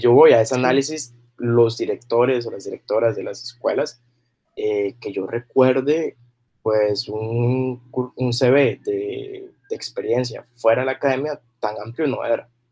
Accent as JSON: {"language": "Spanish", "town": "Carrillo", "region": "Guanacaste", "country": "Costa Rica", "also_born_or_lived": "Sabanilla / Heredia / Liberia", "moved": "as an adult", "said": "yo siendo de Carrillo, yéndome a, primero a, a, Sabana, a, perdón, a Sabanilla, y luego a Heredia"}